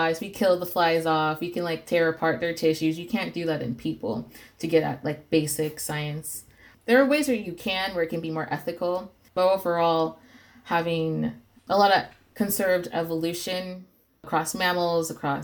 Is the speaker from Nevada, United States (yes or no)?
yes; Las Vegas, Nevada, United States; I was raised in Las Vegas